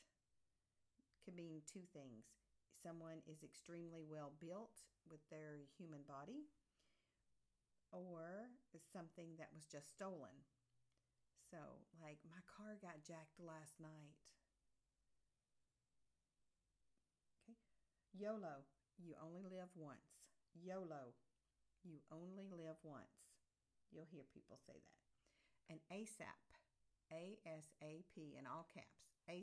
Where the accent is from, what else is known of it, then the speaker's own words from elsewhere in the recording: the South, United States; accent: Southern; my Southern accent